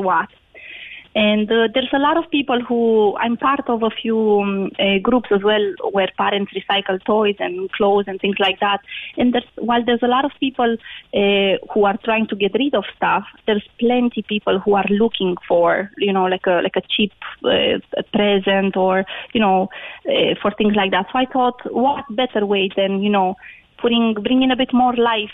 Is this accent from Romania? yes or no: yes; Romania; moved away as an adult; now in Ireland; I've been living in Ireland 17 years, but I'm originally from Romania